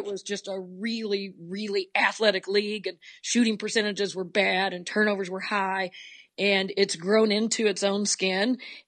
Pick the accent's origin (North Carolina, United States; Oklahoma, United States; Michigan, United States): Oklahoma, United States; I grew up in Oklahoma, was a holdout. We were one of the last states to move from 6-on-6 girls basketball to 5-on-5.